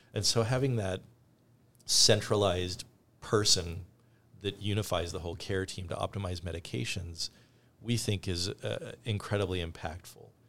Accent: Canada; now in United States; I grew up in Canada

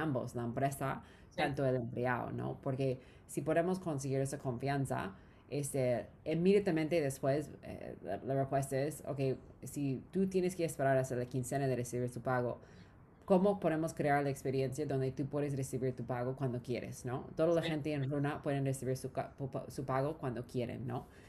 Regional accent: Orange County, California, United States; Spanish is a second language; moved away as an adult; also born or lived in Los Angeles / Peru; now in Mexico; no soy de América Latina, eh, crecí en California

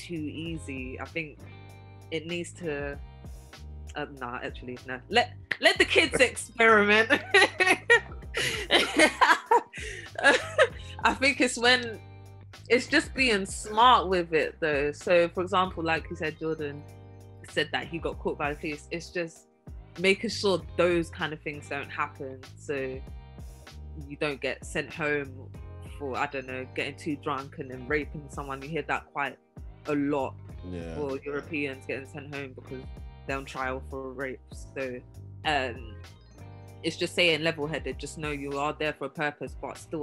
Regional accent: England, United Kingdom; moved away as an adult; also born or lived in Chicago; being English

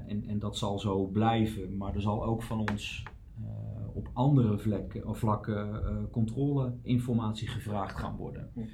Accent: Utrecht, Netherlands; Ik ben geboren en getogen Utrechter

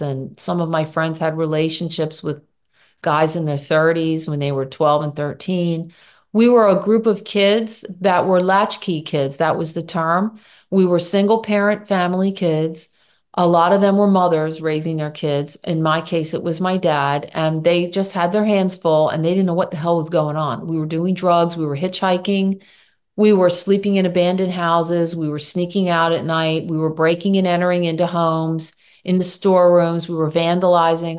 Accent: Philadelphia, Pennsylvania, United States; also born or lived in Michigan / Germany / New York; I grew up in the Philadelphia suburbs

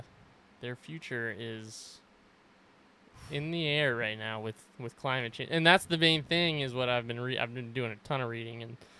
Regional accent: Boulder, Colorado, United States; moved away as an adult; also born or lived in San Luis Obispo, California; now in Montana, United States; So I grew up in Colorado, born and raised in Boulder. And then when I turned 18, I got into school at Cal Poly in San Luis Obispo on the Central Coast there.

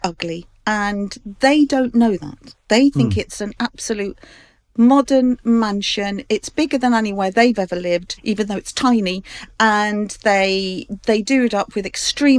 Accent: London, United Kingdom; I grew up in Fulham, off the Fulham Road.

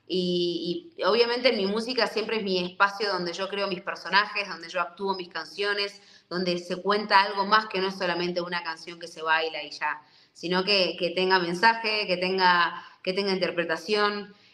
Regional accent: Argentina; now in Mexico; voy a ir eh, a Argentina, que vamos a grabar dos videoclips, así que nada, feliz porque voy a volver a mi tierra

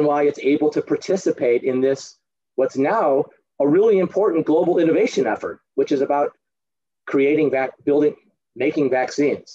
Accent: United States; I am an American

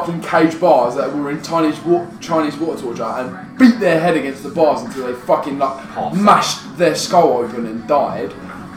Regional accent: England, United Kingdom; I was born in England.

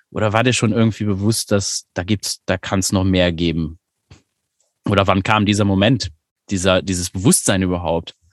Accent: Luxembourg; wie ich jetzt zum Beispiel als Luxemburger, wo es tatsächlich eine Möglichkeit gibt.

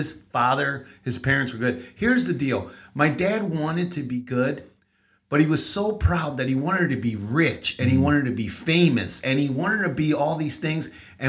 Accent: San Antonio, Texas, United States; born there; also born or lived in Mexico; So I was born in San Antonio, even though my parents moved here.

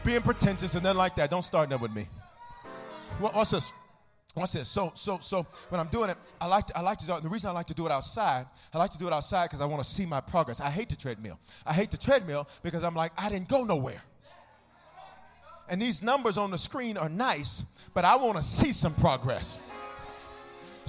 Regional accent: the South, United States; I'm from the South

